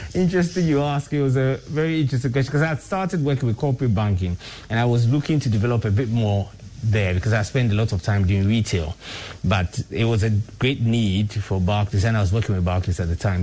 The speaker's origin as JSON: {"language": "English", "country": "Ghana", "said": "I'm really one of those people who is very, very, very proud to be Ghanaian"}